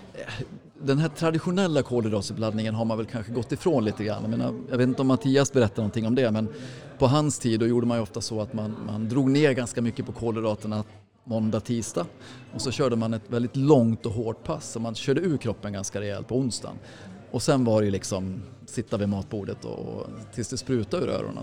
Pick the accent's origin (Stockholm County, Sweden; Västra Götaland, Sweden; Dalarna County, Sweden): Dalarna County, Sweden; Mora; jag är ju från Mora du vet så att jag är ju född och uppvuxen med Vasaloppet